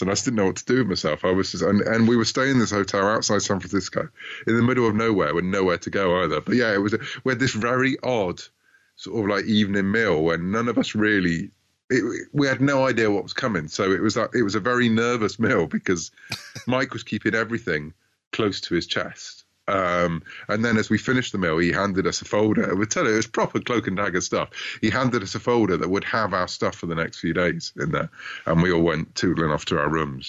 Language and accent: English; United Kingdom; I'm a Brit, as you might gather from my accent